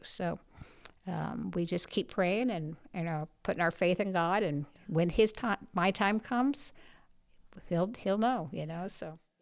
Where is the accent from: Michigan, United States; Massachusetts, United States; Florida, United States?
Florida, United States; St. Petersburg; moved away as an adult; I grew up in Saint Petersburg, Florida